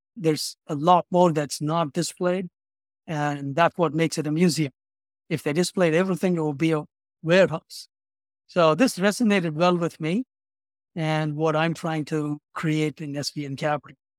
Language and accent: English; Chennai, Tamil Nadu, India; moved away as an adult; also born or lived in Baltimore / San Francisco; now in Chicago, United States; I'm originally from India, a city in the southeast part of India called Chennai. It used to be called as Madras.